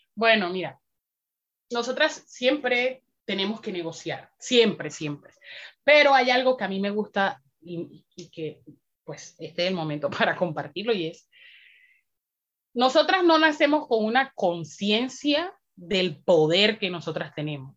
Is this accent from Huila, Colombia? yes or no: no; Riohacha, La Guajira, Colombia; soy una mujer afroguajira, nacida y criada en Río Hacha, un territorio muy bonito al norte de, Colombia